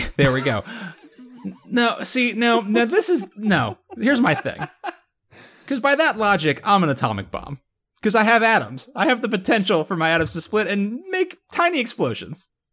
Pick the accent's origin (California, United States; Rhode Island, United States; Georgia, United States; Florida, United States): Florida, United States; West Palm Beach; my hometown